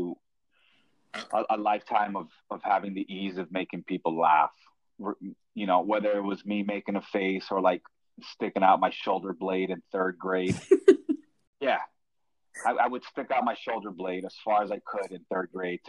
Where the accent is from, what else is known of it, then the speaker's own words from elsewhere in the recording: Plantation, Florida, United States; moved away as an adult; also born or lived in Colombia; now in New York City, United States; I grew up in suburban Fort Lauderdale by the name of little town by the name of Plantation.